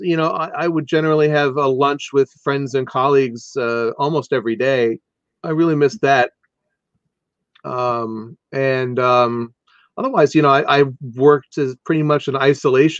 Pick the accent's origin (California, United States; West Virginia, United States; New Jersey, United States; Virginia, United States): California, United States; Anaheim; I grew up in Anaheim, close to Disneyland